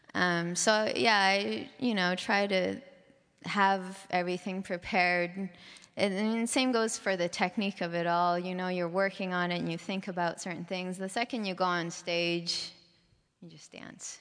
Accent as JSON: {"language": "English", "town": "Vancouver", "region": "British Columbia", "country": "Canada", "tie": "born or raised there", "moved": "as an adult", "lives_now": "San Francisco, United States", "said": "Vancouver was a great city to grow up in."}